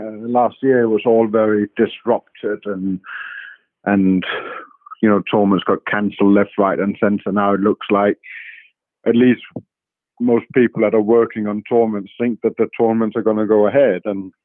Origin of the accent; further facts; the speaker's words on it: Denmark; moved away; before I head off to Denmark to play next week, which would be quite nice to get back to my home nation